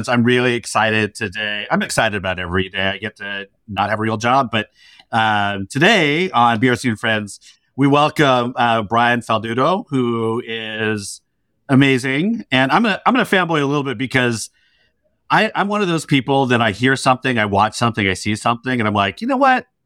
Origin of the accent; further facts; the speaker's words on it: New Jersey, United States; now in New York, United States; I'm from New Jersey.